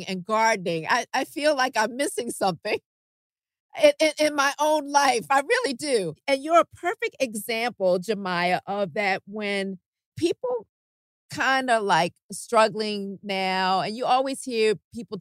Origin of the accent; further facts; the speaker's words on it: Baltimore, Maryland, United States; now in Los Angeles, United States; my hometown in Baltimore, Maryland